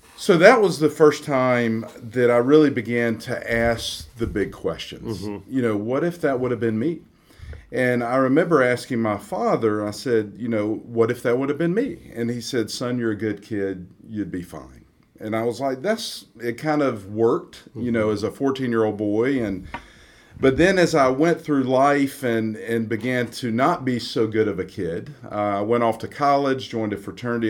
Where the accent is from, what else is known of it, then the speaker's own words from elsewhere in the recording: Atlanta, Georgia, United States; grew up in Atlanta, Georgia, in the suburbs of Atlanta, and grew up like most people in the South